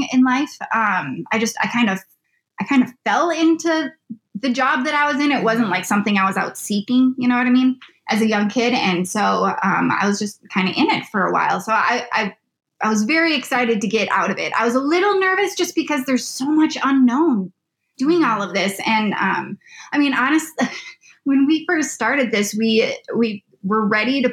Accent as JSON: {"language": "English", "town": "Edina", "region": "Minnesota", "country": "United States", "tie": "born or raised there", "said": "I grew up in the cities. I grew up in Edina."}